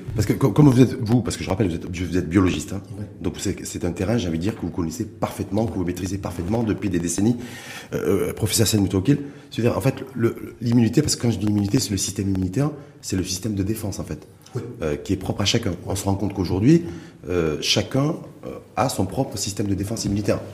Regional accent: Morocco; chez nous, au Maroc

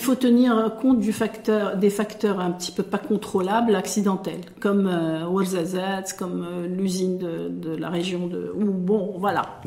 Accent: Morocco; chez nous, au Maroc

